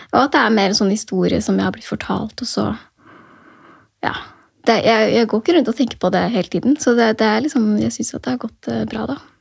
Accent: near Drammen, Buskerud, Norway; also born or lived in Oslo (born); Drammen sykehus, som var nærmere der hvor jeg vokste opp

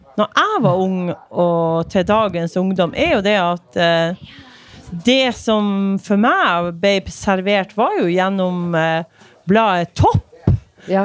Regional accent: Myre, Nordland, Norway; now in Narvik, Norway; Jeg kommer fra Myre i Vesterålen

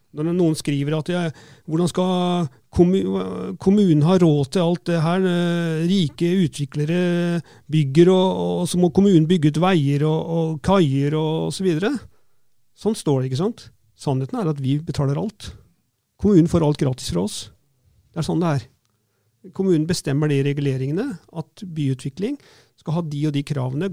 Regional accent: Fredrikstad, Østfold, Norway; jeg vokste opp på Selbakk og Begby

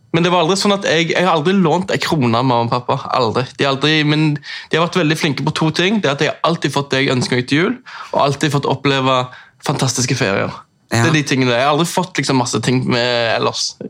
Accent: Oslo, Norway; accent: østlands; moved away; jeg har jo snakket østlands, for jeg er oppvokst på, i Oslo.

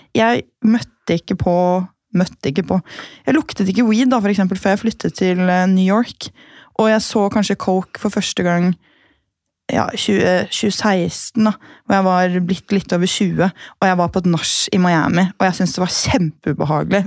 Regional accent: Gol, Buskerud, Norway; moved away; så er jeg fra Gol

